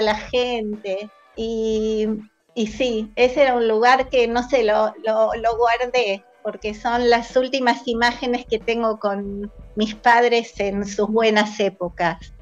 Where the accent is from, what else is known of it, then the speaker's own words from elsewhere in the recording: Argentina; moved away as an adult; now in Israel; acá en el kibutz somos unos cuantos argentinos